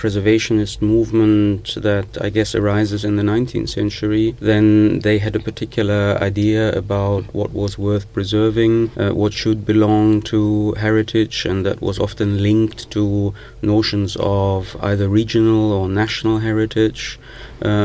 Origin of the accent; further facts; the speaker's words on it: the Ruhr, North Rhine-Westphalia, Germany; I'm coming from the Ruhr, and the Ruhr is probably the most important industrial heritage region in Germany